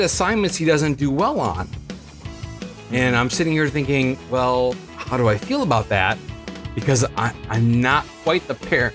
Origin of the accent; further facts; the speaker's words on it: Michigan, United States; growing up in Michigan